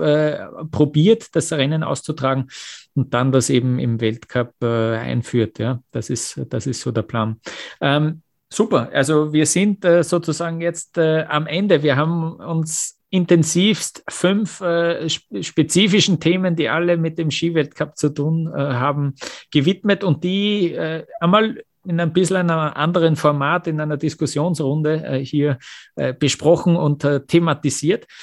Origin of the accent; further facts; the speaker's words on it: Austria; als Österreicher